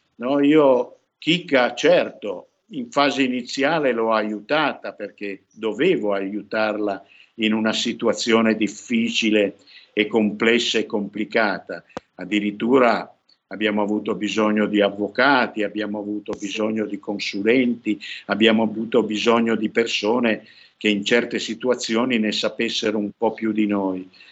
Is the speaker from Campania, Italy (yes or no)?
no; Piedmont, Italy; io sono piemontese